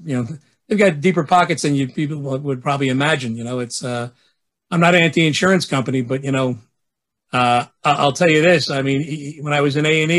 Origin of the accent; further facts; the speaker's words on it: New York City, New York, United States; I grew up in the city. I'm from Bay Ridge